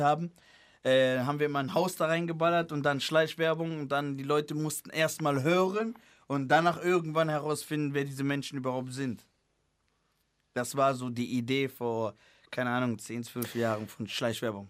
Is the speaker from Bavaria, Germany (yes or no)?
no; Cologne, North Rhine-Westphalia, Germany; also born or lived in Angola; bei uns in Köln, bei uns in Köln, wo ich angefangen habe, Rap zu machen